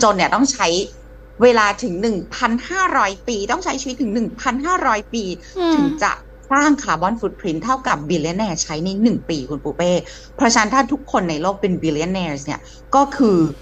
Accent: United States; now in Thailand; ดิฉันเป็นคนอเมริกันดิฉัน โตมากับนมวัว

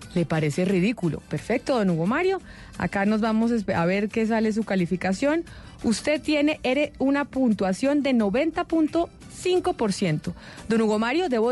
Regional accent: Colombia; la colombiana, en la que hemos nacido, nos hemos educado

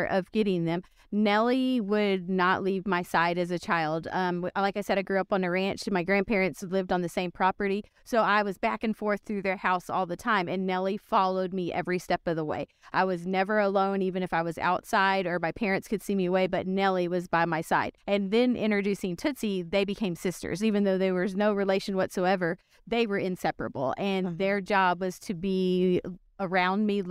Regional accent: South Texas, United States; I'm from South Texas

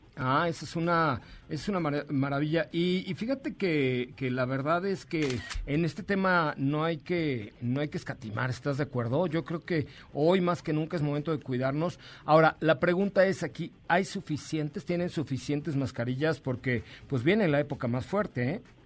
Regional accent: Mexico; Somos mexicanos.

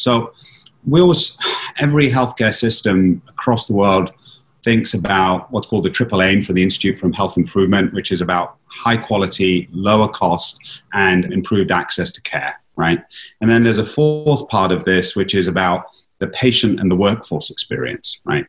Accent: London, United Kingdom; now in Philadelphia, United States; I'm from London

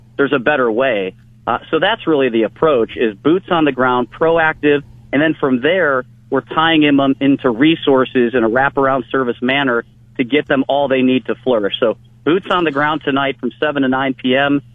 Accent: Olmsted Falls, Ohio, United States; also born or lived in Cleveland, Ohio; I was born in Cleveland, Ohio. I was raised in Olmsted Falls.

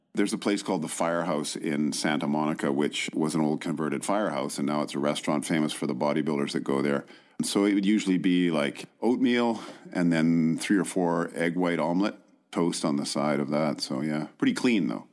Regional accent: Vancouver, British Columbia, Canada; also born or lived in Qualicum Beach, British Columbia; Oh, Vancouver

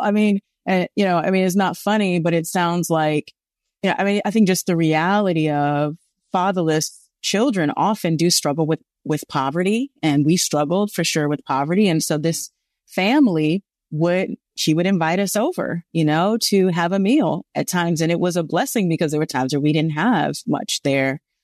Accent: Los Angeles, California, United States; growing up in South Central Los Angeles

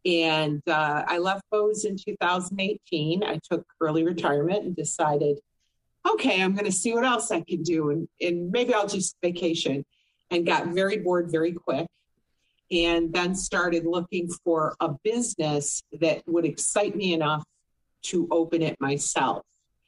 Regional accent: Boston, Massachusetts, United States; now in Orlando, United States; Boston's, I came from Boston to here. So it was unique because Boston's a big city wrapped in a small town. It's really quite a wonderful, New England's a wonderful place, period.

